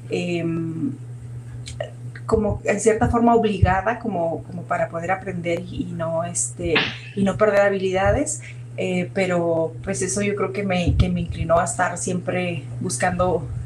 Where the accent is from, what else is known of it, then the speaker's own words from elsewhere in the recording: Mazatlán, Sinaloa, Mexico; also born or lived in Sonora / Chihuahua; yo crecí, nací en Sinaloa, en Mazatlán, y luego crecí entre Sonora y Sinaloa, entre yendo de Mazatlán a Ciudad Obregón